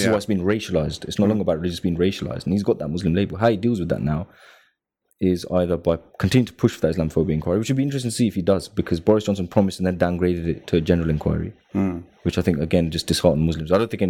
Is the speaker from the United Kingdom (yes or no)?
yes; United Kingdom; I mean, as British Pakistanis, you know, the report came out 3 weeks with the lowest paid when it comes to earnings. We suffer a lot of discrimination in the jobs market, but British, Bangladeshi, and Pakistani.